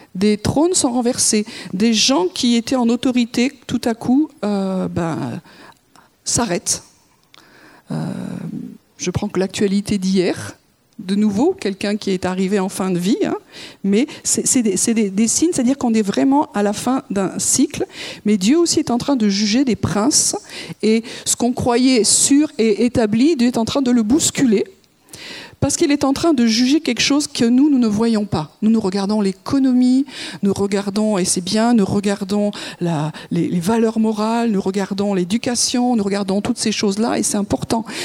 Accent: France; en tant que Français

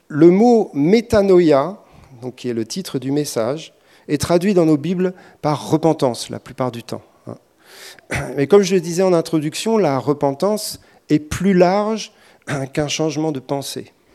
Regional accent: France; on est français

